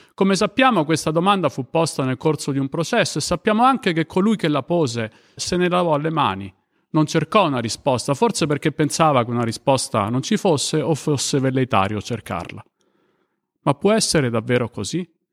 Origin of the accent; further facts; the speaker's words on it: Rome, Lazio, Italy; io sono di Roma